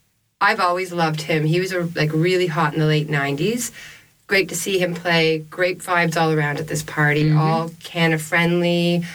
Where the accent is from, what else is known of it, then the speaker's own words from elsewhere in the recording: Toronto, Ontario, Canada; I grew up in Toronto.